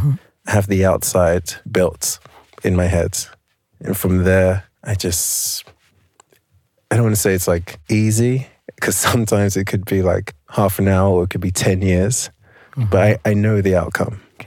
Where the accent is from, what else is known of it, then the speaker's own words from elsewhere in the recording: East London, Essex, East of England, United Kingdom; I grew up in East London, mainly in a place called Essex County, which actually has forests